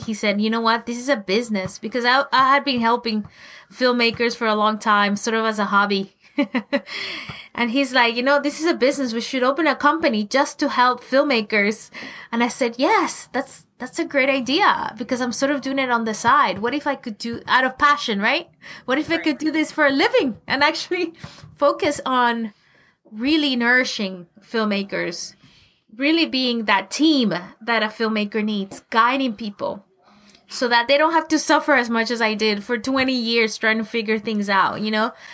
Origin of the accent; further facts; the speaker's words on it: Venezuela; moved away as an adult; also born or lived in Colorado, United States; now in Los Angeles, United States; I grew up in Venezuela, you know, in South America